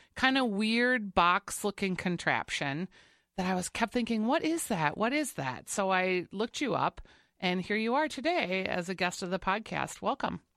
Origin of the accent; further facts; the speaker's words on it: Saint Paul, Minnesota, United States; We're both from Saint Paul.